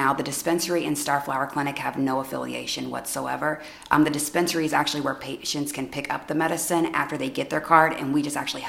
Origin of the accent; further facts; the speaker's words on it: Galesburg, Illinois, United States; I am originally from Galesburg.